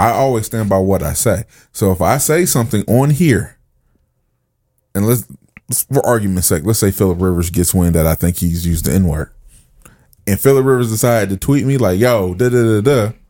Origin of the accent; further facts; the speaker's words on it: New York, United States; I'm a New Yorker, and I hate when people say that.